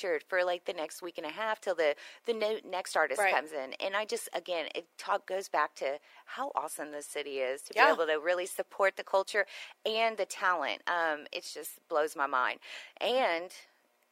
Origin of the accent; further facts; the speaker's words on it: Houston, Texas, United States; moved away as an adult; now in Conroe, United States; I've only been here since 2013, right? I was from Houston